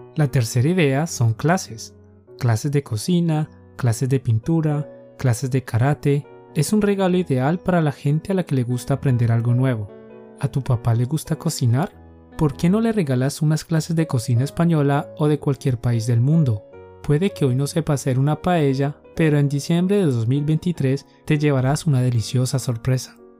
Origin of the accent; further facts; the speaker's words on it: Colombia; Somos dos profes colombianos